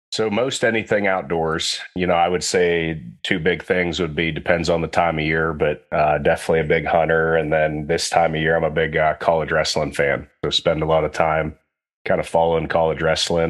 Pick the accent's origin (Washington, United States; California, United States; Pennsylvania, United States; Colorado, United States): Pennsylvania, United States; Western; I grew up in Western Pennsylvania